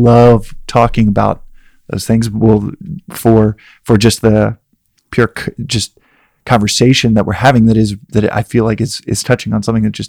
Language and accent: English; Dallas, Texas, United States; I'm from Texas, and in a place like Dallas where I grew up, there's a lot of sexual energy